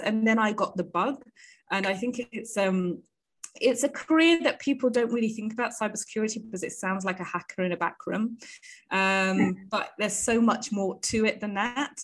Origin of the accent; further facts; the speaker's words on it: United Kingdom; moved away as an adult; also born or lived in India; as you can hear maybe from my accent, I am from the UK. I was born and bred there